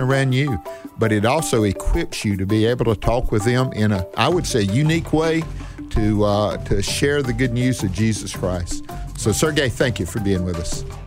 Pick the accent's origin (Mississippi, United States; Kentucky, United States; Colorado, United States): Mississippi, United States; Northeast; I was born here in Northeast Mississippi.